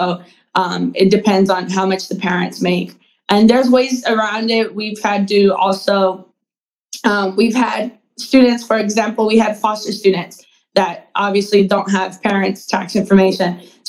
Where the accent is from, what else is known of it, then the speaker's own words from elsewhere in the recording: Mexico; I know when I was growing up, you know, I'm from Mexico. I was born in Mexico.